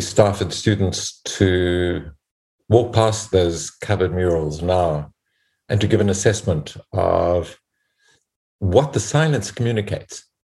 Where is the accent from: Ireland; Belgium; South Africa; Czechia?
South Africa; as a South African and as a mediator